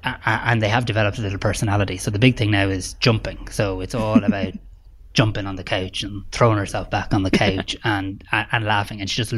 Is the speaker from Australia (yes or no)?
no; Ireland; We should be proud of that as Irish people